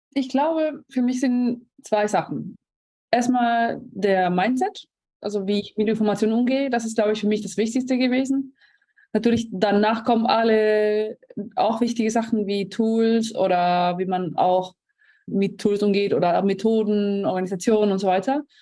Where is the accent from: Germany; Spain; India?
Spain; German is a second language; moved away; ich bin Spanierin, nicht Deutsch, deswegen noch äh, ein kleiner Akzent da.